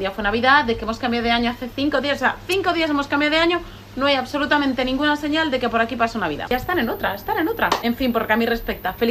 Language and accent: Spanish; Spain; muy feliz Año Nuevo porque yo soy española y en España se felicita el Año Nuevo hasta el 15 de enero aproximadamente